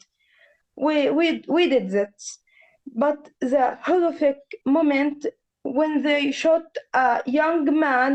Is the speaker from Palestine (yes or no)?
yes; Gaza Strip, Palestine; We are from Gaza